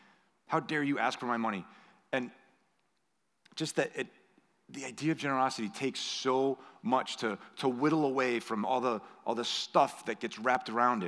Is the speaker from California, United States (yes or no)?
no; Belmont, Massachusetts, United States; I had learned things in Europe and in Mexico and in my hometown in Belmont, Massachusetts.